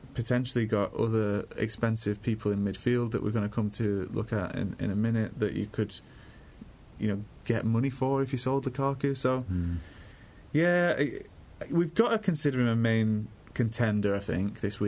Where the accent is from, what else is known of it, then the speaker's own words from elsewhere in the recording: Manchester, North West England, United Kingdom; also born or lived in Burnley; I grew up in Burnley for a bit as well as Manchester